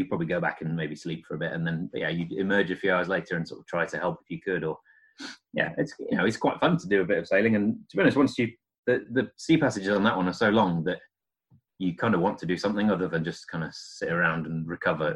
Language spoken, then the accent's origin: English; edge of the North York Moors, North East England, United Kingdom; moved away as an adult; now in Sheffield, United Kingdom; I was born in Northeast, kind of on edge of the Northwood Moors